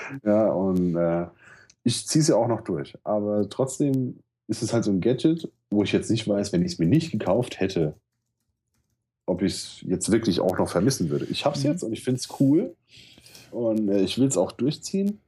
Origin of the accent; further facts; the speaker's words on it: Mainz, Rhineland-Palatinate, Germany; ich bin ähm, in Mombach groß geworden. Das ist so der Problembezirk hier in Mainz